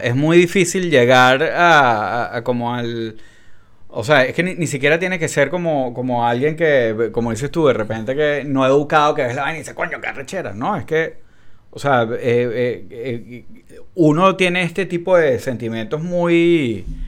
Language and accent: Spanish; Venezuela; now in United States; yo sigo diciendo que soy venezolano